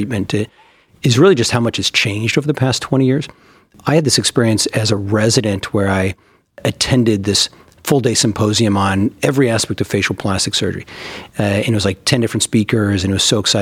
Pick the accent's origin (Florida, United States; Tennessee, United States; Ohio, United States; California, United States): California, United States; moved away as an adult; also born or lived in Minnesota / Baltimore, Maryland; now in Cleveland, United States; I'm from California and did all of my training, was born and raised there